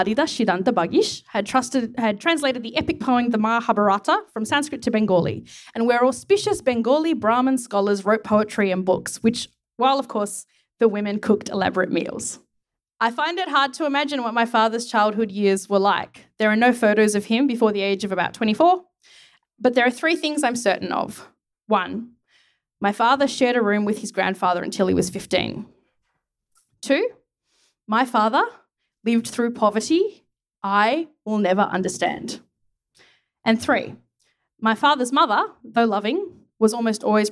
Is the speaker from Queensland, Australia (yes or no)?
no; Sydney, New South Wales, Australia; also born or lived in Campbelltown; I went to school in Croydon, North Strathfield, and then Strathfield Girls High